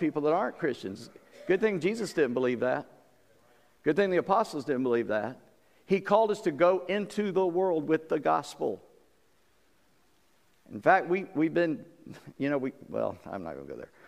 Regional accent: the South, United States; I'm a Southerner, and of course people in Virginia are Southerners. I come from a little further south than you guys

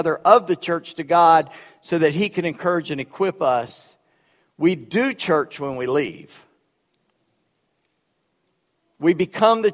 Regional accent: Charleston, South Carolina, United States; first language Gullah; That's the language I grew up with. I was in Charleston.

